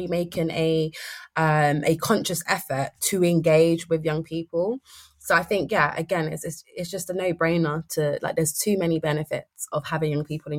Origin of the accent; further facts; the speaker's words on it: London, United Kingdom; I grew up in Brixton